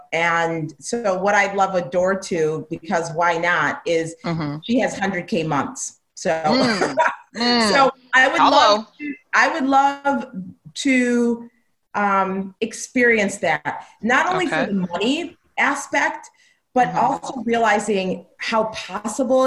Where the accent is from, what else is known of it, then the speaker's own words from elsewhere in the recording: Jamaica; I'm Jamaican